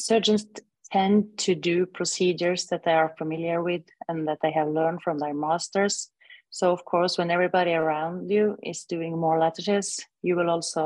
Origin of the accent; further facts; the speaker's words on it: Norway; I'm from Northern Europe, from Scandinavia, Norway.